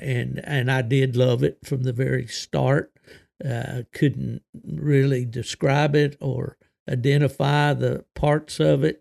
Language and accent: English; southern West Virginia, United States; also born or lived in eastern Ohio; growing up in West Virginia, and not only West Virginia, but in the southern part of the state